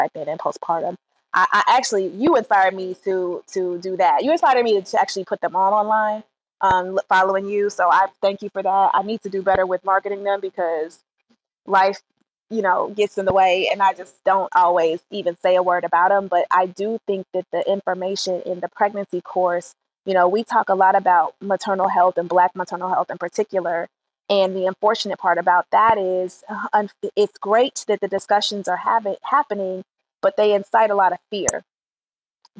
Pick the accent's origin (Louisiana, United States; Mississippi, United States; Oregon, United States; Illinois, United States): Illinois, United States; Chicago; I'm from Chicago